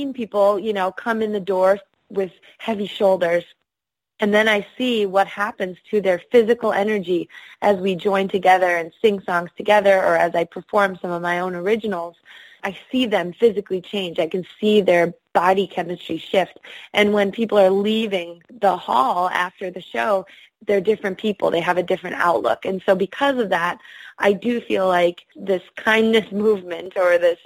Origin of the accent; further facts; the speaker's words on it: Midwest, United States; moved away; growing up in the Midwest